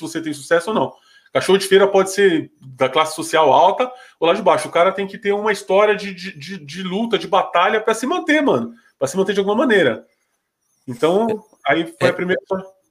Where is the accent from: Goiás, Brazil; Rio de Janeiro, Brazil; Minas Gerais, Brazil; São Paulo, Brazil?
São Paulo, Brazil; na minha quebrada, a cidade tiradentes